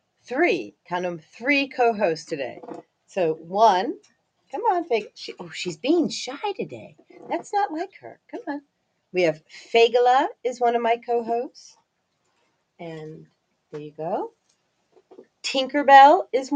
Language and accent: English; Highland Park, Illinois, United States; also born or lived in Barrington Hills, Illinois; as a kid, I grew up in Highland Park, Illinois